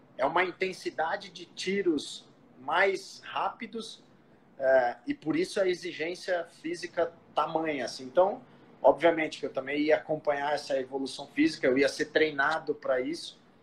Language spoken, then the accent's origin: Portuguese; São Paulo, Brazil; eu sou natural de São Paulo, aqui da Zona Leste, é, do Tatuapé